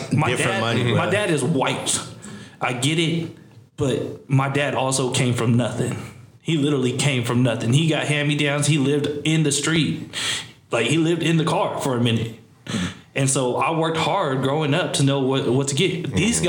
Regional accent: Seaside, California, United States; moved away as an adult; and I came from Seaside.

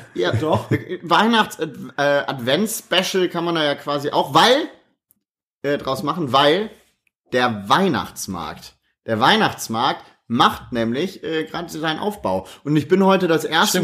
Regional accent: Krefeld, North Rhine-Westphalia, Germany; also born or lived in Düsseldorf; bin nach der Geburt direkt nach Krefeld gekommen, habe mein ganzes Leben in Krefeld verbracht

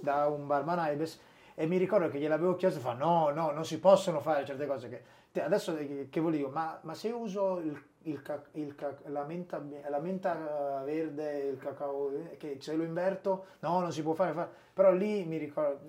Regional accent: Sassuolo, Emilia-Romagna, Italy; moved away as an adult; also born or lived in Brescia; io sono nato e, e cresciuto a Sassuolo, vicino a Modena

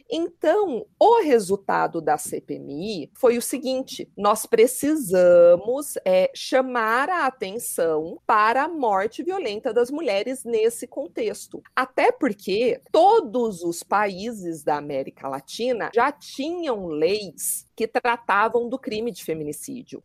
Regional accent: São Paulo, Brazil; moved away as an adult; now in Curitiba, Brazil; eu sou de São Paulo, sou promotora de justiça

